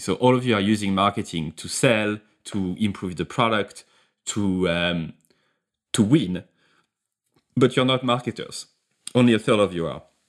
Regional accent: France; accent: French; English is a second language; my accent, my French accent

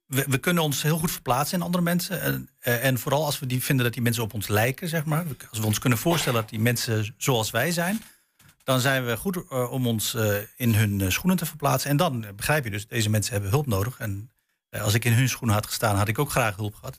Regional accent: Netherlands; ik ben zelf van Turks afkomst, mijn ouders komen uit Turkije, ik ben hier geboren

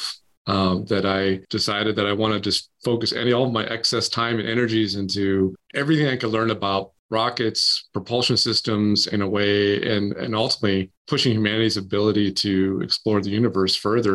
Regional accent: Maine, United States; I grew up in Maine, where you can see the universe

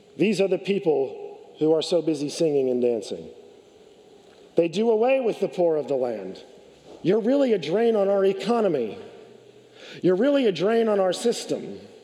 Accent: California, United States; I grew up in California.

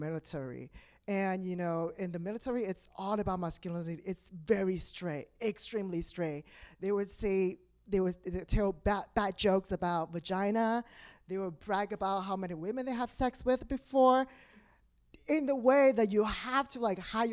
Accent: Taiwan; moved away as an adult; now in New York, United States; I am originally from Taiwan. So I relocated 7 years ago

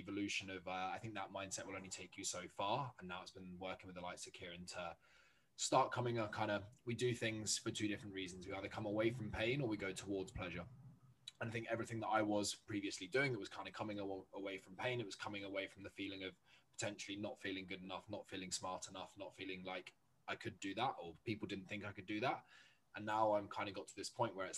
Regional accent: Jersey; I come from Jersey, a tiny little 9x5 island

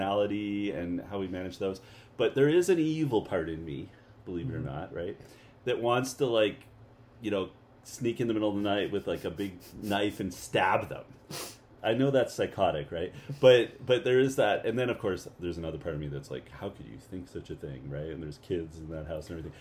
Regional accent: Canada; moved away; maybe I'm from Canada.

